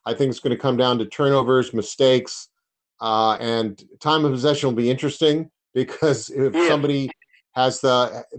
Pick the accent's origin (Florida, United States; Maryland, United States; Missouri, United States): Maryland, United States; I grew up in Maryland